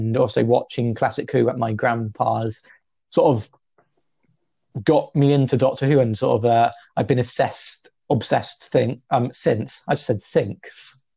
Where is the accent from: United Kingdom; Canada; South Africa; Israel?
United Kingdom; England; I'm English